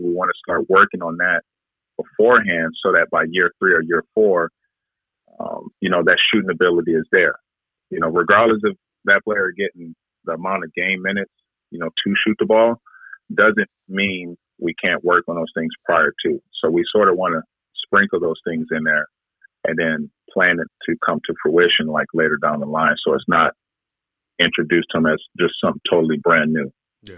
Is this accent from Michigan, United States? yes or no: yes; Detroit, Michigan, United States; now in Vancouver, Canada; the areas that I grew up in in Detroit